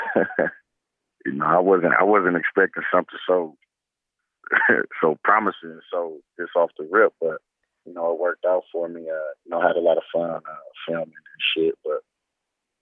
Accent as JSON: {"language": "English", "town": "Oakland", "region": "California", "country": "United States", "tie": "born or raised there", "said": "I just choose to play at Cal because that was my hometown"}